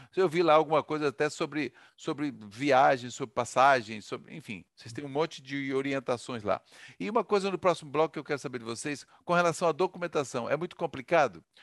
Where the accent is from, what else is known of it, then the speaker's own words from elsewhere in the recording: Santa Catarina, Brazil; eu também sou de Santa Catarina